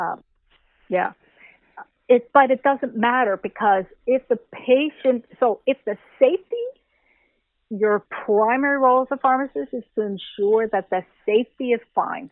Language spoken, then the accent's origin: English; Canada; I'm a Canadian